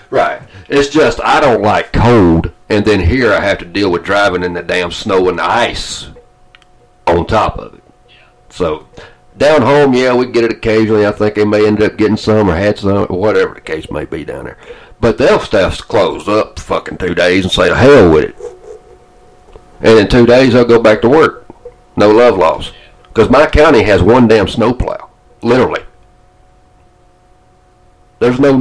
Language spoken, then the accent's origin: English; Atlanta, Georgia, United States; moved away; I didn't like winter in Georgia.